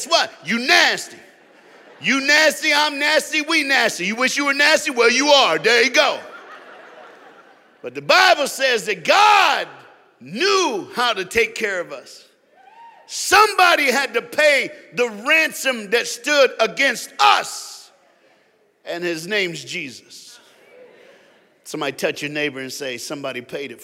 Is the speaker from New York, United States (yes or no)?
no; Tennessee, United States; now in South Florida, United States; I was born and raised in Tennessee.